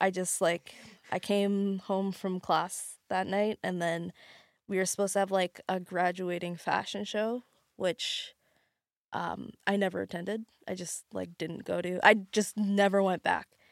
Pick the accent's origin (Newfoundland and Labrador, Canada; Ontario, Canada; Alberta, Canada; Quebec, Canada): Alberta, Canada; moved away as an adult; now in Lower Mainland, Canada; I'm from Alberta, and I moved here, uh, like, just after high school to go to do fashion design.